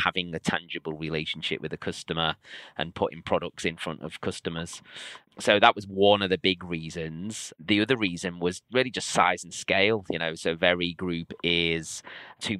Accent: Liverpool, North West England, United Kingdom; my hometown of Liverpool

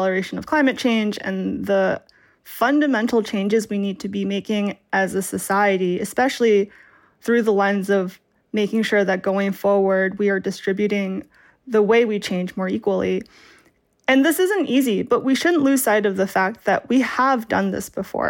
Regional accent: Massachusetts, United States; I'm from Massachusetts

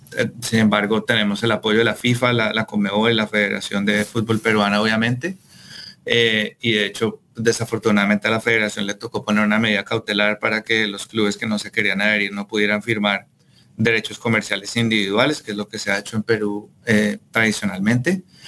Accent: Colombia; yo soy colombiano

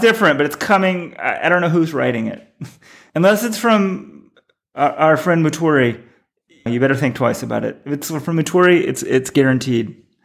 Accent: New York, United States; I'm a New Yorker.

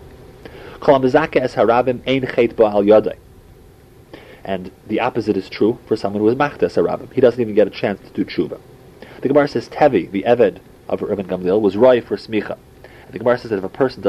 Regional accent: St. Louis, Missouri, United States; as a little kid growing up in St. Louis

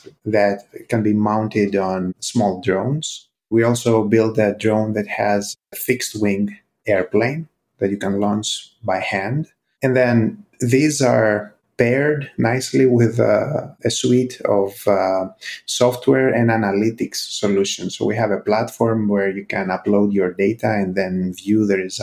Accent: Greece; moved away as an adult; also born or lived in United States; I'm originally from Greece

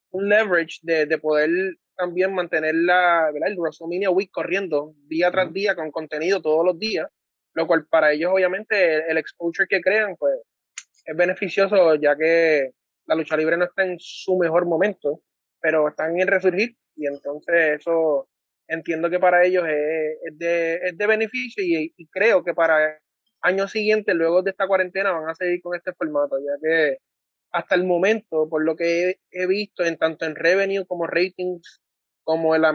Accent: Puerto Rico; Nosotros somos la fanaticada de Puerto Rico.

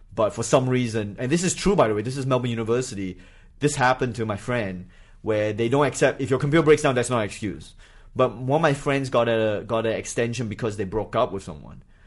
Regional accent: Singapore; moved away as an adult; also born or lived in Malaysia / New Hampshire / Australia; I grew up in Singapore

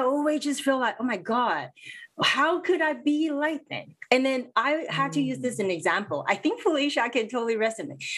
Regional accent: Vancouver, British Columbia, Canada; growing up in vancouver

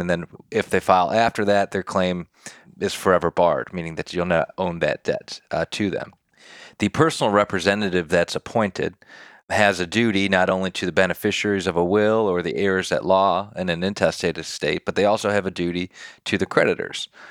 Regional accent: Detroit, Michigan, United States; moved away as an adult; now in Nashville, United States; born and raised in Detroit, Michigan.

